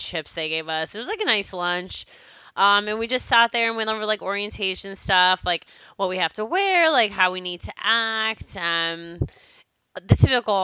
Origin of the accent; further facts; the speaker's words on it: Plano, Texas, United States; growing up in Plano, Texas